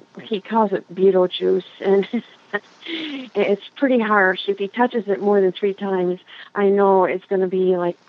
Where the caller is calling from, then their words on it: Swartz Creek, Michigan, United States; I'm calling from Schwartz Creek, Michigan